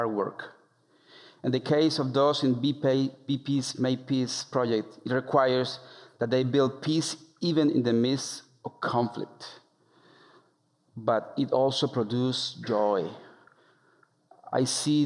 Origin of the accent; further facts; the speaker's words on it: El Bagre, Antioquia, Colombia; moved away as an adult; my hometown